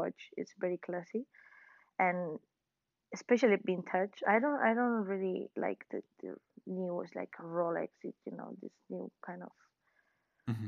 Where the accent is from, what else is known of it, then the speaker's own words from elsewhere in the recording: Valencia, Valencian Community, Spain; I'm from Valencia.